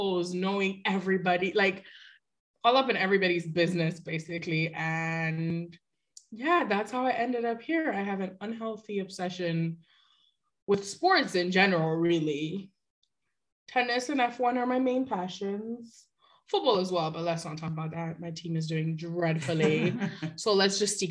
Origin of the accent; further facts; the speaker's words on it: Nigeria; I'm from Nigeria